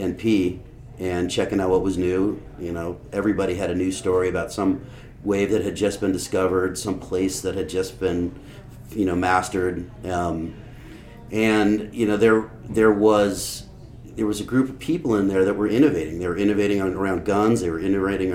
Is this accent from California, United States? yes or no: yes; Los Angeles, California, United States; I grew up in the Santa Monica Canyon in the 70s. I was born in 68, grew up in the canyon